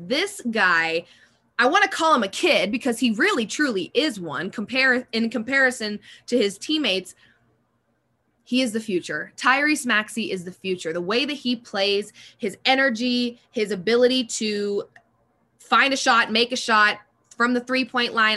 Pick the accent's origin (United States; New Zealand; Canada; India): United States; Denver, Colorado; I am from Denver